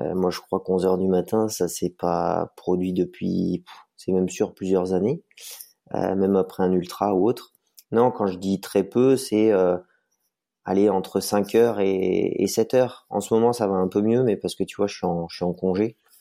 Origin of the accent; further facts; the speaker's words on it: Vercors, near Grenoble, Auvergne-Rhône-Alpes, France; Je suis natif du Vercors, donc à côté du bassin grenoblois où toute ma famille habite. Voilà, j'ai grandi, euh, j'ai grandi un peu dans, les montagnes